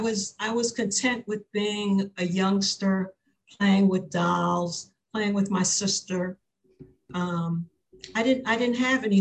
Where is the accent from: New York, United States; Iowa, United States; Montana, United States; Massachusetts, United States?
New York, United States; New York City; born there; Well, I was born in New York City, Queens General Hospital in Elmhurst, Queens.